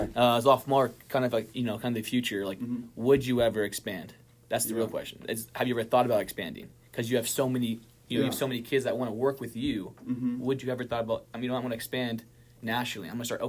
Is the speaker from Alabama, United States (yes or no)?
no; California, United States; now in Utah, United States; because I'm from Southern California